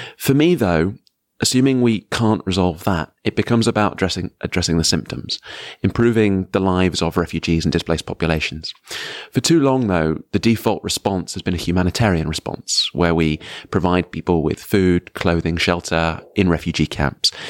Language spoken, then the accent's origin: English; United Kingdom; as a British citizen